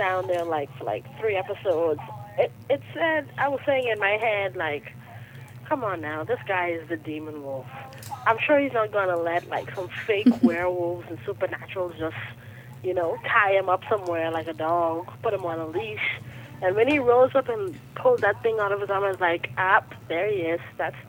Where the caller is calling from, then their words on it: Bahamas; Hey, it's …, Bahamas.